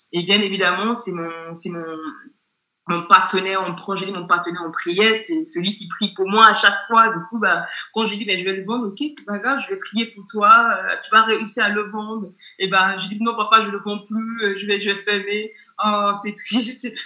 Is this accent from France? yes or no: no; England, United Kingdom; French is a second language; je suis pas euh, française d'origine, je suis anglaise.